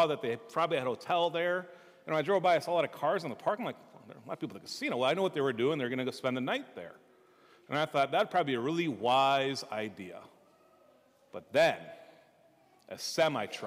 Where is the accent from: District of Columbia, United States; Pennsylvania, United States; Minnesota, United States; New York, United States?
Minnesota, United States; I'm from Minnesota